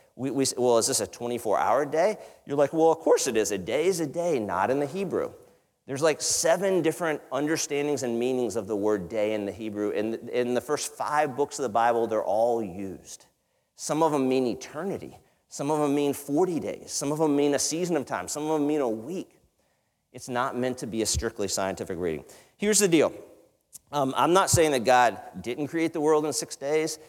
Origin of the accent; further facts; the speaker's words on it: the South, United States; I come from the South